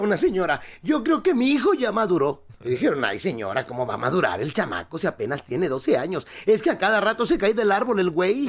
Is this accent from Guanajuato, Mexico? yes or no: no; Acapulco, Guerrero, Mexico; mi pueblo, Acapulco